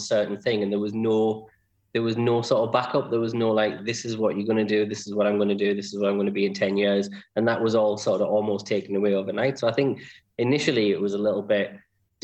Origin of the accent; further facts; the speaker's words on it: Sunderland, North East England, United Kingdom; I was born and grew up in Sunderland.